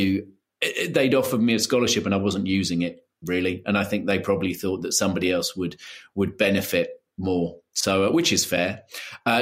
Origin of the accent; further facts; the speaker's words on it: London, United Kingdom; also born or lived in Brighton; I grew up in London